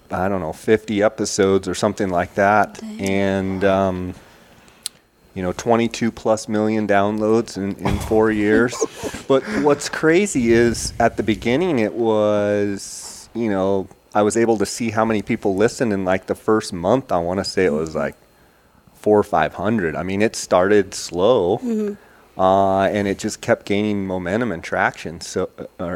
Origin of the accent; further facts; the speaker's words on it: Arizona, United States; also born or lived in California; I was born in California, moved over here when I was about one. I've got family kind of spread out all over Arizona, and just consider myself a desert rat for sure